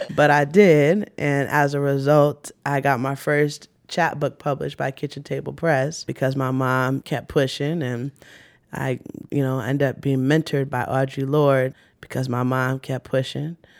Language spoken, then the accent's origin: English; New York City, New York, United States; I was born in Brooklyn